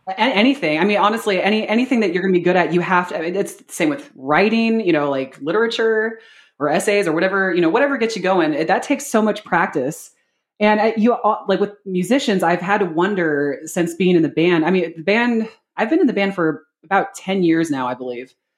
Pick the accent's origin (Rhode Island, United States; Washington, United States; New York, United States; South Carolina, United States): Washington, United States; Seattle; moved away as an adult; also born or lived in San Antonio, Texas; now in Columbus, United States; I am actually born and raised from Seattle, Washington. Uh, like true, true Seattle, not, not the, not the burbs